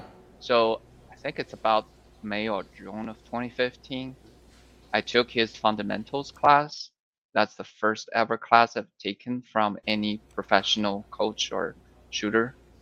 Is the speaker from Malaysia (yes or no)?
no; China; moved away as an adult; also born or lived in Shanghai, China / Wisconsin, United States; now in Texas, United States; Originally, yes. It's a very small city. I mean, I don't think anyone would know here. It's a small city near the border between China and Mongolia